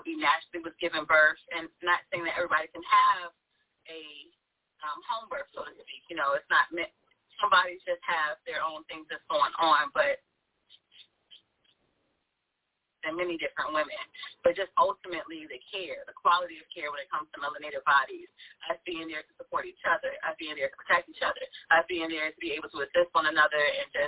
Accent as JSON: {"language": "English", "region": "Virginia", "country": "United States", "moved": "as an adult", "lives_now": "North Carolina, United States", "said": "I'm from Virginia, and so I'm in the Hampton Roads area"}